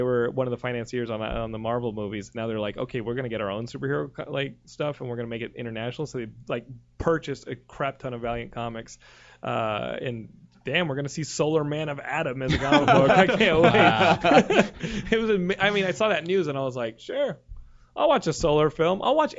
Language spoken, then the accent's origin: English; South Africa; born there; I was born in South Africa.